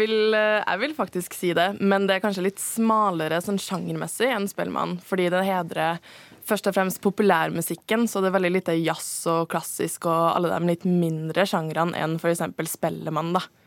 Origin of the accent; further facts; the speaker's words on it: Norway; jeg er norsk